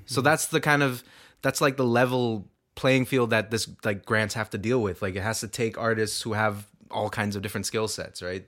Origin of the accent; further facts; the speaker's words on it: Toronto, Ontario, Canada; we're from Scarborough